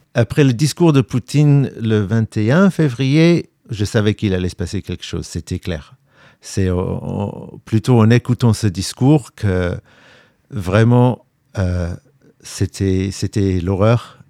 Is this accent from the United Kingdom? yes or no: yes; London, United Kingdom; now in Ukraine; Je suis britannique, je suis né à Londres